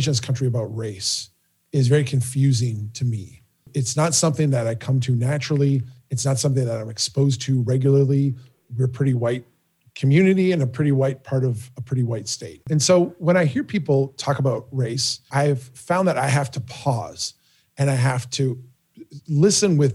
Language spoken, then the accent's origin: English; Minnesota, United States; growing up in Minnesota, growing up here